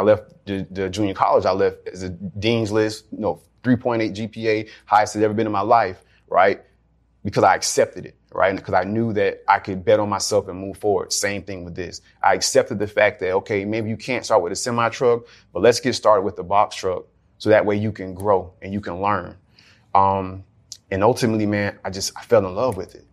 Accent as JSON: {"language": "English", "town": "Jacksonville", "region": "Florida", "country": "United States", "tie": "born or raised there", "said": "I grew up in Jacksonville"}